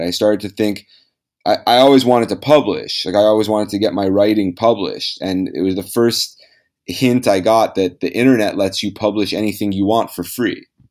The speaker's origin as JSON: {"language": "English", "town": "Los Angeles", "region": "California", "country": "United States", "tie": "born or raised there", "said": "I was born in Los Angeles"}